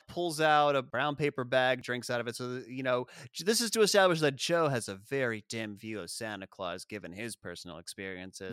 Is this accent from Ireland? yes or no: no; South Africa; moved away; we grew up in South Africa, we didn't celebrate Fourth of July